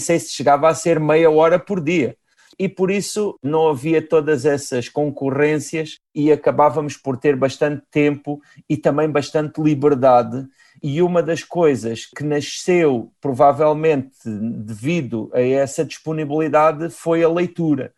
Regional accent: Galveias, Portalegre District, Portugal; eu nasci em Galveias

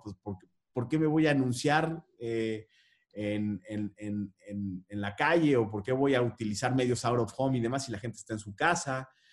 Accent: Mexico; Somos el país de Juan Rulfo

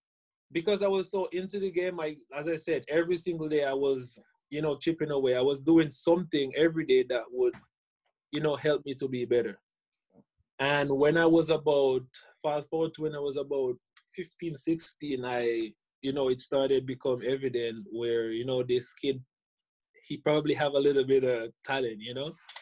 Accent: Jamaica; I started out as a young kid just, you know, watching the game on TV, because in Jamaica we're

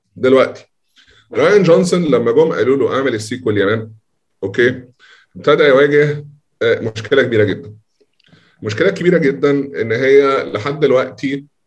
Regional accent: Egypt; عندنا في مصر

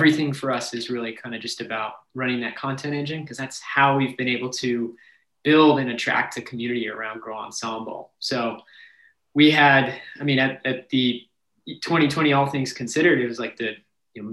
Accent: Washington, United States; now in San Antonio, United States; I'm from Washington State

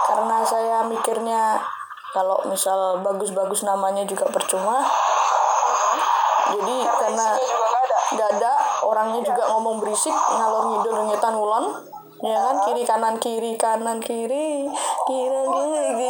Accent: Java, Indonesia; Saya orang Jawa.

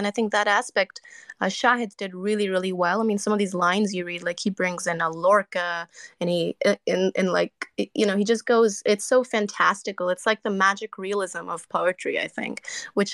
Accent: Canada; I'm Canadian

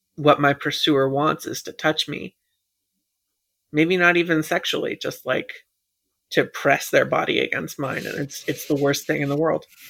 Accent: United States; being American

